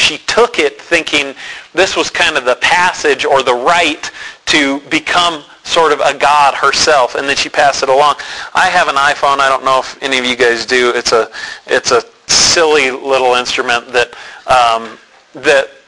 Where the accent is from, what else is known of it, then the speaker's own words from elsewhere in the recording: Denver, Colorado, United States; I grew up in Denver, went to an amazing church, Calvary Temple